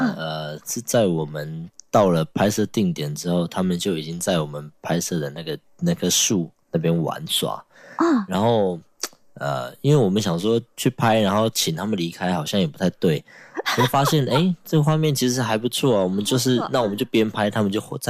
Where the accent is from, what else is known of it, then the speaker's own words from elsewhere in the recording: Yilan County, Taiwan; 我从小在宜兰长大，然后呃，我们教会的人几乎都是泰雅族